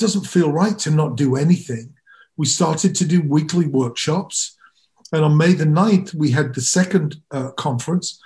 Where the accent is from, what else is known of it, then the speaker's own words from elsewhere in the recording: Chicago, Illinois, United States; we're all from Chicago